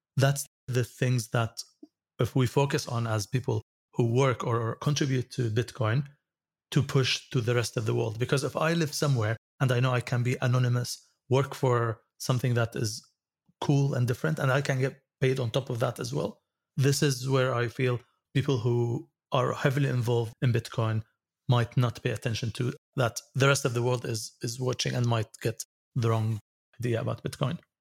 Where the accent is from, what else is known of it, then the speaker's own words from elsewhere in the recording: Syria; moved away; also born or lived in United States; I came back to Syria from the States in two thousand three, and all cards will be blocked when I use them in Syria because I'm in a sanctioned country